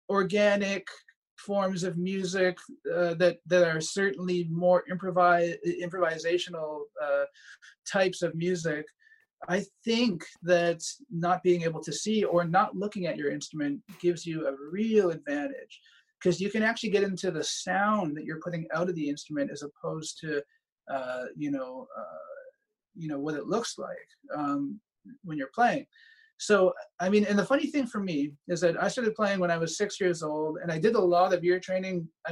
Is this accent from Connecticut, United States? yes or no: yes; Connecticut, United States; born there; I was actually born in the States. I was born in Connecticut.